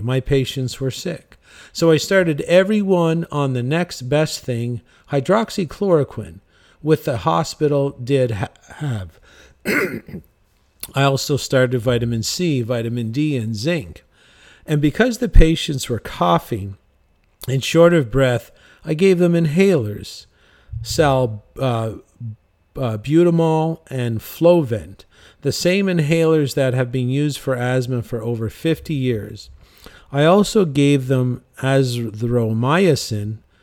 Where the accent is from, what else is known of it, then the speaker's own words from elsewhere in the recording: St. John's, Newfoundland and Labrador, Canada; I'm from St. John's, Newfoundland